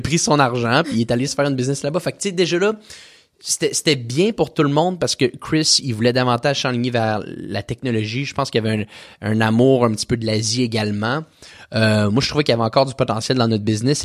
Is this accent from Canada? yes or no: yes; Quebec City, Quebec, Canada; je viens de la ville de Québec